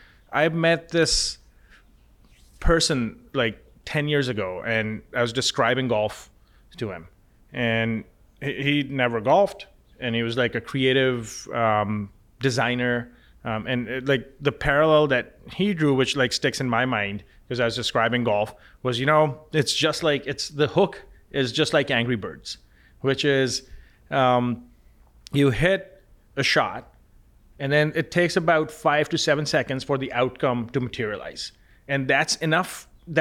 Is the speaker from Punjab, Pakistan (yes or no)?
yes; Lahore, Punjab, Pakistan; Growing up in Pakistan, in Lahore, which is, most of your audience probably never heard of that city, but there's 15 to 20 million people that live there.